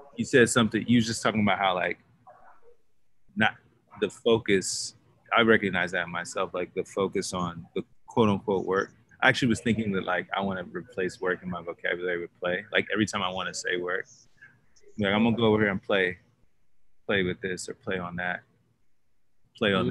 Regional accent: Dallas, Texas, United States; moved away; I'm from Dallas, Texas, originally, born and raised there. Um, but now I'm nomadic.

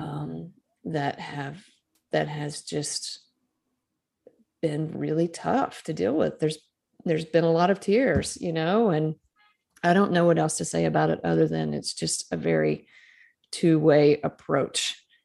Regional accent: Starkville, Mississippi, United States; I was a graduate student at Mississippi State University, which is in my hometown.

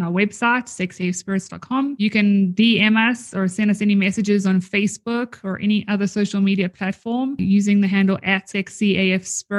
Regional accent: South Africa; now in Canada; I am originally from South Africa

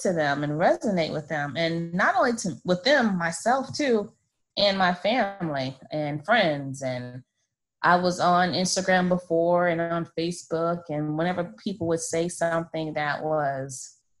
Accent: Florida, United States; So I have two girls, 13 and 8, and I'm from Florida.

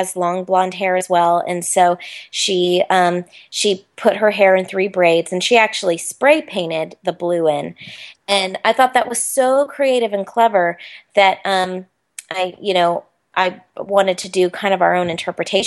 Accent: Orlando, Florida, United States; ever since I was a little girl growing up in Orlando

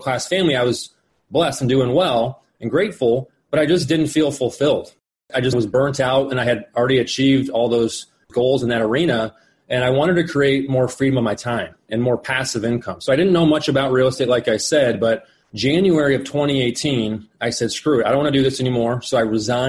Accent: Phoenix, Arizona, United States; also born or lived in Colorado; I was born and raised here in Phoenix, Arizona

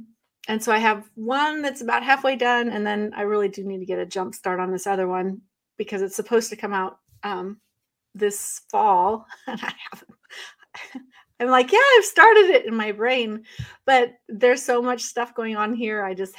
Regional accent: Northwest, United States; now in Northeast, United States; And because I'm a West Coast girl, I grew up in the Northwest.

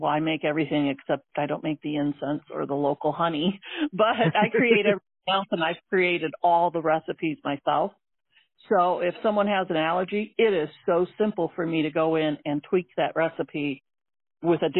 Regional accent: St. Joseph, Michigan, United States; now in South Bend, United States; I grew up in St. Joe.

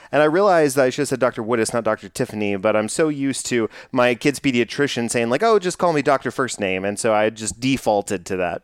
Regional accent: Texas, United States; growing up in Texas

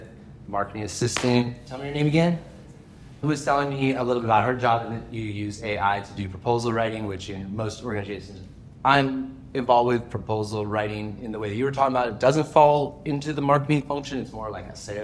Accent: California, United States; moved away as an adult; now in Canada; I grew up in California. I moved here to Canada to go to university

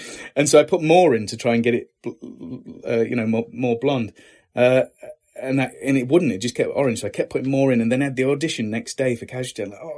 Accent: Lincoln, East Midlands, United Kingdom; I did, in Lincoln itself. Yeah.

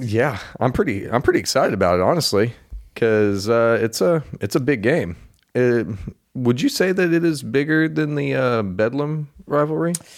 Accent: Oklahoma, United States; I'm from Oklahoma and that's pretty much all I've ever known.

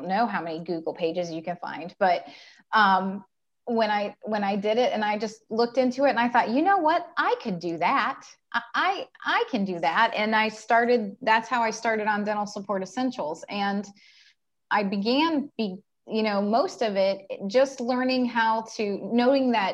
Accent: Ohio, United States; I'm from Ohio. I've been in Central Ohio for probably 15 years, but I'm just basically from Ohio.

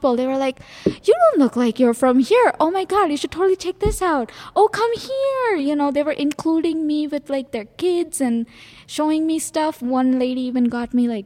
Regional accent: India; now in Little Falls, United States; I am originally from India. Moved to Little Falls in 2016

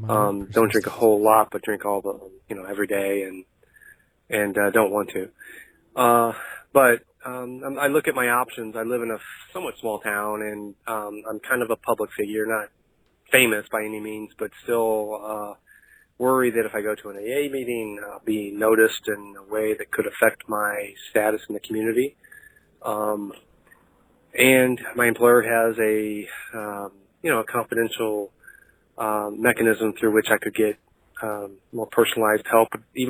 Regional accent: St. Louis, Missouri, United States; I'm actually from the Lou, but live elsewhere now.

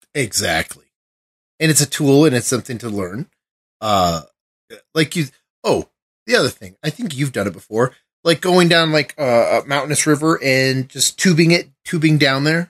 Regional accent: Colorado, United States; I'm from Colorado.

